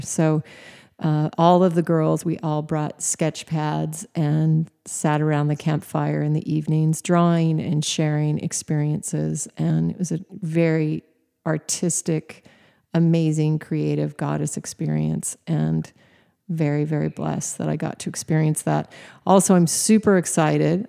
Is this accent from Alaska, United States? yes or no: yes; Alaska, United States; Even though I was raised in Alaska, I was not a camping girl